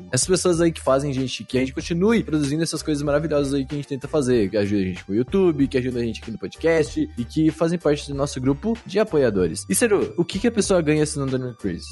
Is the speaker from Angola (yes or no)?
no; São Paulo, Brazil; a gente é de São Paulo